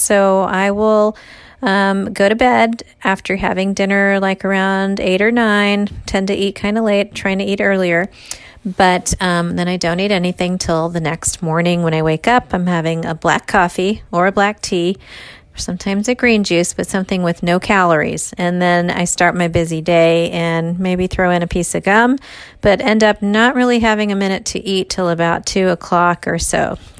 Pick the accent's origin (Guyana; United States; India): India; Being an Indian girl, I love, love, love mango.